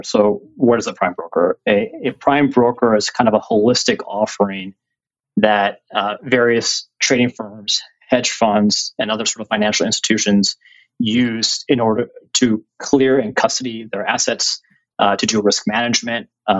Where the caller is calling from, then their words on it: New York City, New York, United States; I am calling in from our headquarters in New York City in 4 World Trade Center.